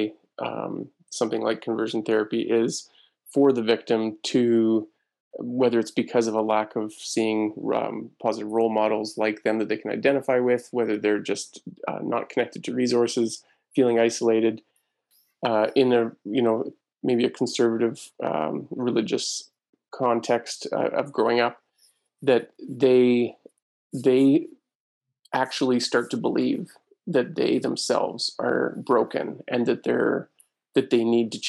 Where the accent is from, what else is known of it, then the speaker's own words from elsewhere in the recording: Penhold, central Alberta, Canada; also born or lived in Bashaw, Alberta; I grew up in Pinoca, a small town in central Alberta, and now live in Basha